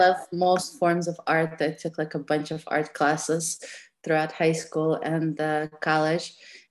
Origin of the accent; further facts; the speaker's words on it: New York City, New York, United States; now in Austin, United States; I'm from Brooklyn, New York, but right now I'm in Austin, Texas.